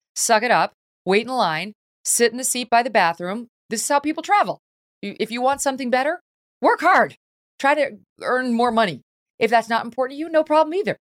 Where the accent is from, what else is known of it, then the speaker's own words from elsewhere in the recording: Albany, New York, United States; moved away; also born or lived in Syracuse, New York; I grew up in Syracuse and Albany